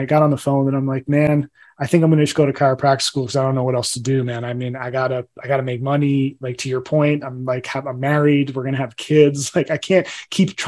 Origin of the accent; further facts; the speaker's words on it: Middlesex County, Northeast New Jersey, United States; moved away; also born or lived in California; I grew up in Northeast New Jersey